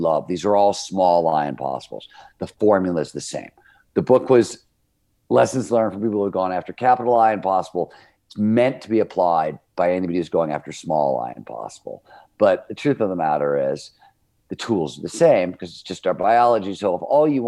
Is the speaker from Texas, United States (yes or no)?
no; Cleveland, Ohio, United States; I grew up in Cleveland, Ohio. It was a blue collar steel mill town.